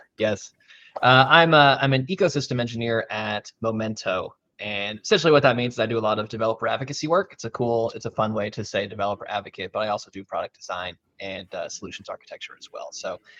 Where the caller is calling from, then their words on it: Dallas, Texas, United States; Yeah, so I am joining you out of Dallas, Texas.